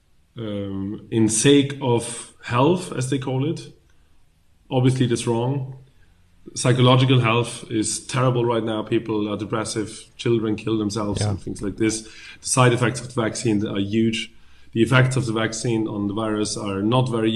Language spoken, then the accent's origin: English; Vienna, Austria; I was born and raised in Vienna